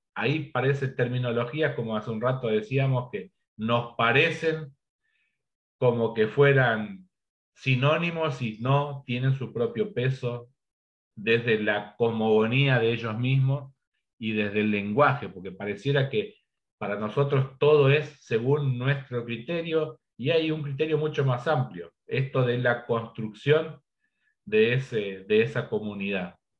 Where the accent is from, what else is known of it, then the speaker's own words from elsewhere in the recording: Argentina; nuestra identidad como Argentina